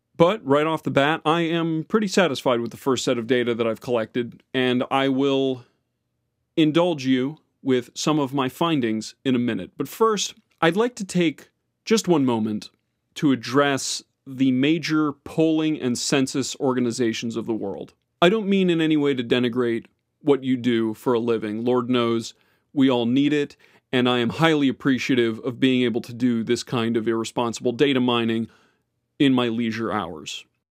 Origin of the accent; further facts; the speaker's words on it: Florida, United States; my hometown, Florida